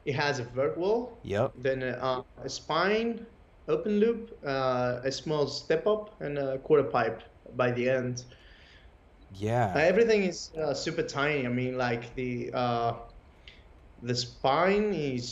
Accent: Kalamata, Peloponnese, Greece; English is a second language; moved away as an adult; now in Athens, Greece; I'm actually not from Athens. I'm from a town named Kalamata, and it's a summer city too, so I'm used of the beach as well. I moved recently to Athens.

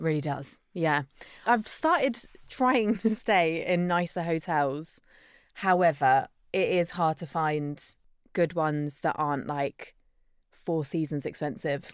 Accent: Isle of Wight, South East England, United Kingdom; I grew up on the Isle of Wight, so surrounded by nice beaches and, yeah, tourists

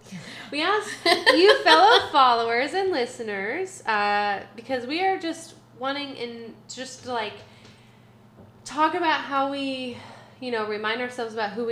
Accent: Oregon, United States; So I grew up on the Oregon coast. So the ocean will always be my resting place.

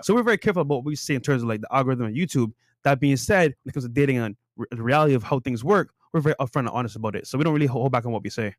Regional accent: Barbados; now in United States; I grew up in Barbados

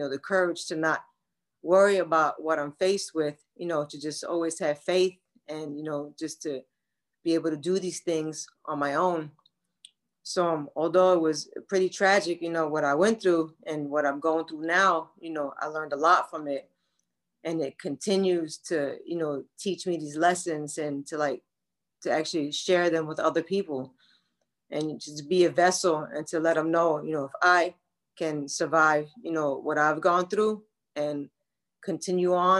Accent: New York City, New York, United States; also born or lived in Bronx; And then at 12, my mom came and get me, and we moved from Brooklyn to the Bronx

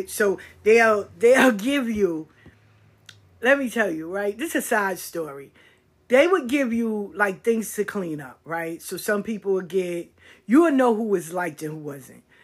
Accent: the South, United States; No, I'm from the South.

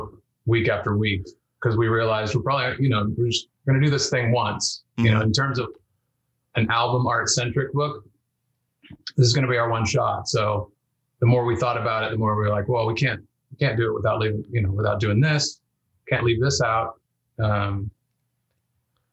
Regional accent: Elk Grove, California, United States; born or raised there; moved away as an adult; also born or lived in Bend, Oregon / Whittier, California; now in Seattle, United States

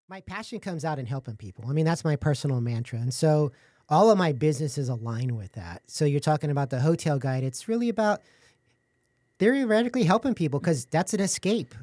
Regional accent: San Antonio, Texas, United States; I was born and raised in San Antonio

